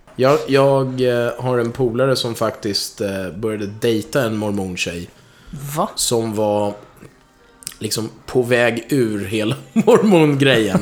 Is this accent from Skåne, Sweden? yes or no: no; Stockholm, Stockholm County, Sweden; mitt kvarter där jag växte upp, Hornstull